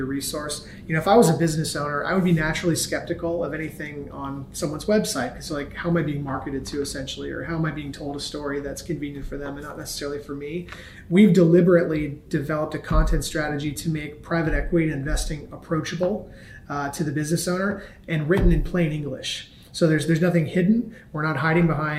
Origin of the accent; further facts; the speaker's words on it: Cincinnati, Ohio, United States; moved away as an adult; I grew up in Cincinnati, Ohio, very much a Midwestern background, and lived there my entire life through the end of high school.